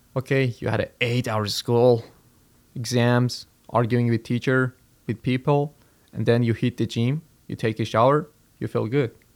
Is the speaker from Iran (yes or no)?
yes; Iran; moved away as an adult; I'm Iranian. I'm from Iran.